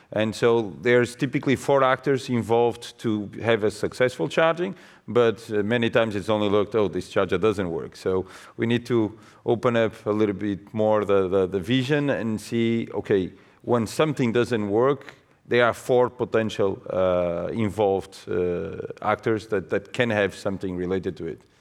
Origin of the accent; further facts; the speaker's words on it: Portugal; now in Netherlands; also from Portugal, but working in an Australian company, living in the Netherlands.